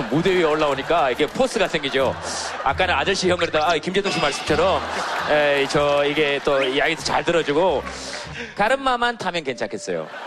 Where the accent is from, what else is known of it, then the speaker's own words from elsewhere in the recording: Suncheon, South Jeolla, South Korea; also born or lived in Goheung; 네, 순천에서. 전남 순천에서 왔어요.